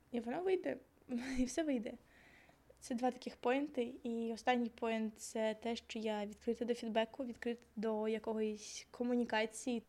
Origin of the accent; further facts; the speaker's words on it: Zaporizhzhia, Zaporizhzhia Oblast, Ukraine; Я з Запоріжжя, якщо вам цікаво, я з бабурки жила там 12 років